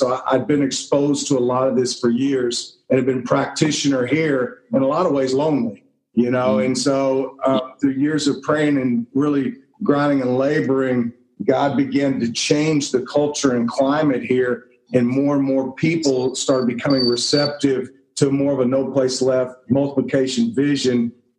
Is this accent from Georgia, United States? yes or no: no; Houston, Texas, United States; Here in the city a long time, almost my entire life.